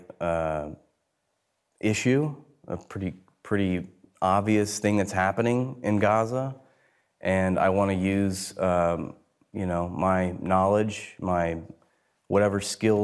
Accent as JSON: {"language": "English", "country": "United States", "also_born_or_lived": "New York", "said": "I come from the United States."}